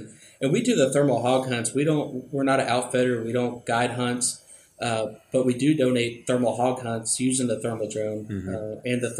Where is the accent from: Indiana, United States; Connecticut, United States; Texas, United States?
Texas, United States; Plano; also born or lived in Arkansas; I'm from Plano, Texas, and spent a good amount of my life up at my family's ranch in Arkansas